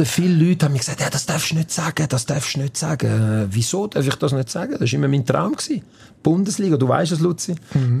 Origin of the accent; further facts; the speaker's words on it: Switzerland; also born or lived in Campania, Italy (parents' region); wenn du da aufgewachsen bist, wenn du da die Schule besucht hast